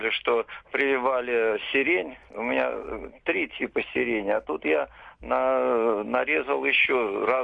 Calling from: Ivanovo Oblast, Russia; Алло, я из Ивановской области.

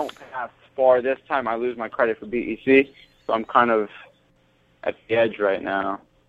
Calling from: California, United States; I'm actually calling from California.

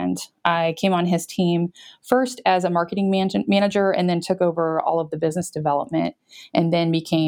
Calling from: Topeka, Kansas, United States; We're in Topeka, Kansas. We're right in the middle of the country.

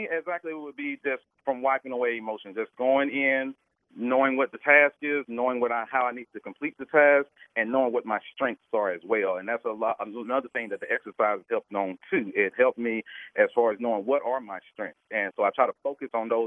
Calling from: Atlanta, Georgia, United States; I'm in Atlanta, Georgia.

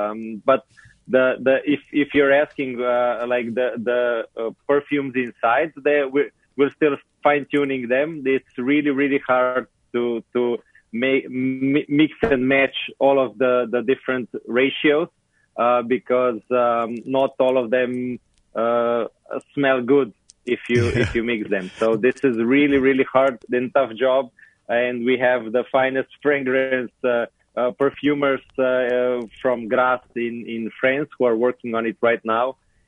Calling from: Slovenia; I'm in Slovenia.

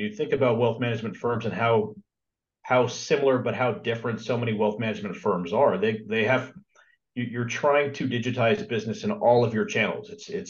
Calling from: California, United States; Southern California.

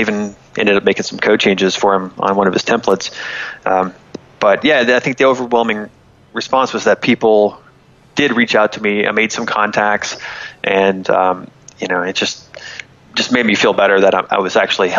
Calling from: Florida, United States; I'm in Florida.

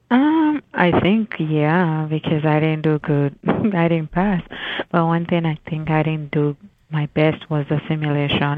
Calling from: Washington, District of Columbia, United States; I'm calling from Washington, D.C.

